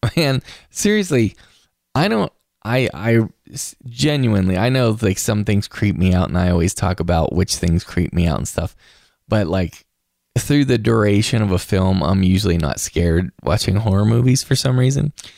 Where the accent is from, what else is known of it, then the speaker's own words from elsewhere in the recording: West Virginia, United States; moved away; visiting home in West Virginia. I saw it in my hometown theater